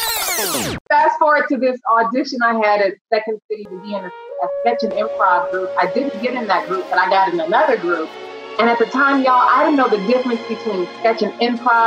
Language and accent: English; Chicago, Illinois, United States; moved away as an adult; also born or lived in New York / Los Angeles; Born and raised in Chicago, South. We grew up in Mary Nook and Chatham